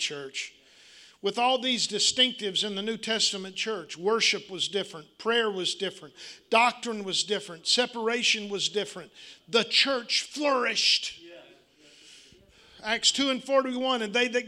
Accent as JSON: {"language": "English", "region": "Arkansas", "country": "United States"}